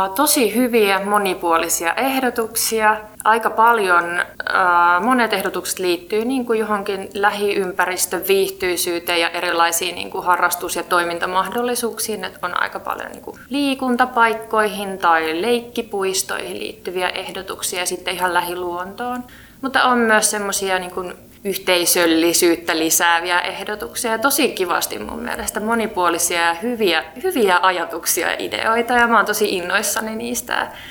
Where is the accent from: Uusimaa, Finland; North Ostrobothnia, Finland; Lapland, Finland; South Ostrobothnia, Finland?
Uusimaa, Finland; Helsinki; Mä oon helsinkiläinen